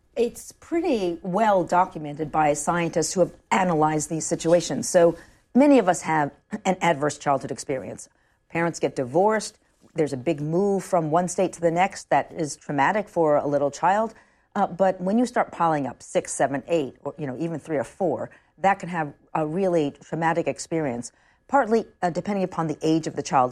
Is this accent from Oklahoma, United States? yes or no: no; New York City, New York, United States; I grew up on the Upper West Side of Manhattan.